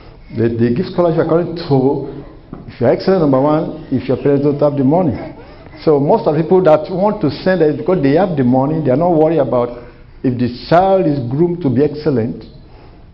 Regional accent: Nigeria; moved away as an adult; now in United States; I came from Nigeria, and I have my bachelor in Nigeria, and I just got my master's here

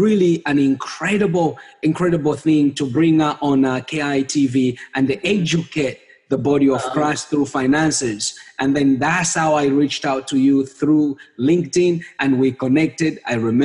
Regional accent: Zambia; moved away as an adult; now in Canada; I was born and raised up in Zambia, in a small country in the southern part of Africa

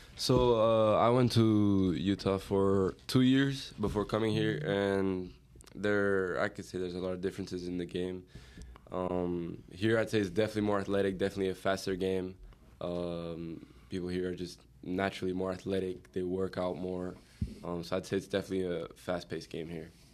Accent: Portugal; now in United States; I'm from Portugal

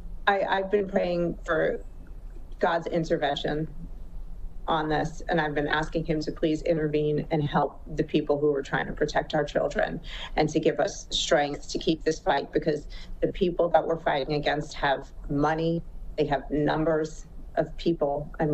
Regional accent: New York, United States; I'm a New Yorker by, origin, so I talk fast and I talk straight.

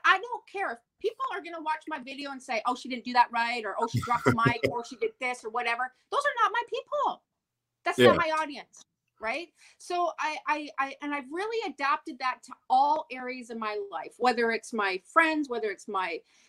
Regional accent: Montreal, Quebec, Canada; I'm from Montreal.

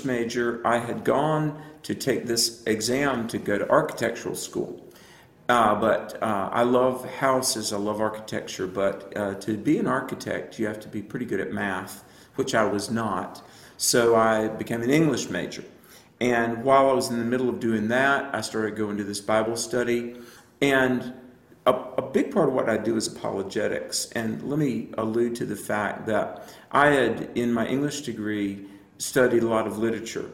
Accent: the South, United States; I grew up in the South, not Southern California.

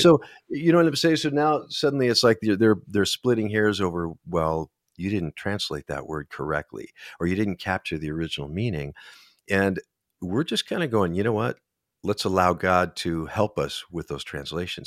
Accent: Minnesota, United States

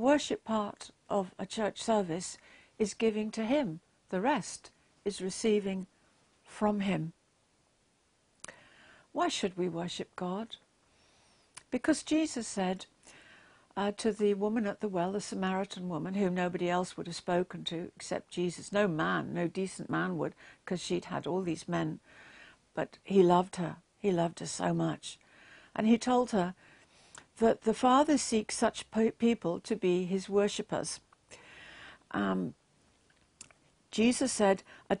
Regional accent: England, United Kingdom; I'm English

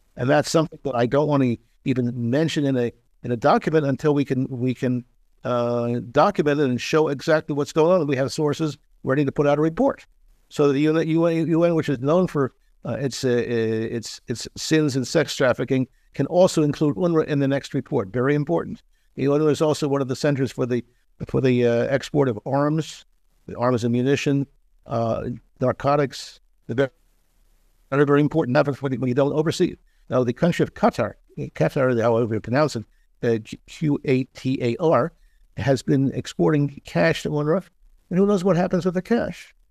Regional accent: Philadelphia, Pennsylvania, United States; moved away as an adult; now in Israel; my hometown of Philadelphia

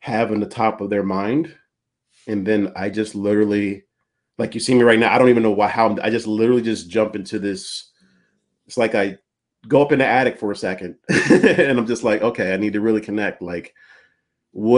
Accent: East Coast, United States; now in California, United States; I'm from the East Coast.

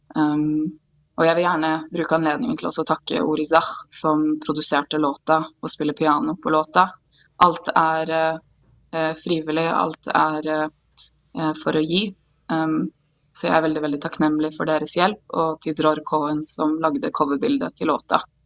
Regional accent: Oslo, Norway; now in Israel; Jeg er født og oppvokst i Oslo, på Sandalshaugen

